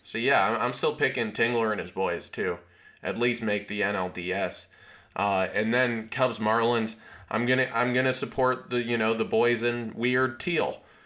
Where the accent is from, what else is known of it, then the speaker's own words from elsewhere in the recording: Canada; I'm Canadian